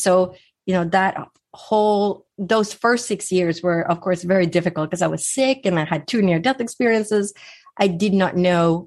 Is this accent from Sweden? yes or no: yes; Sweden; moved away; growing up in Sweden, I would spend my summers on an island with no electricity or running water